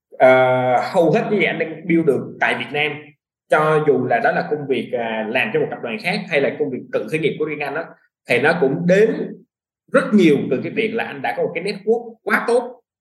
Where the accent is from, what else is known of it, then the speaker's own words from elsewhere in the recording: Vietnam; moved away as an adult; also born or lived in United States; mình là người Việt Nam nhưng mình có cái nền tảng về du học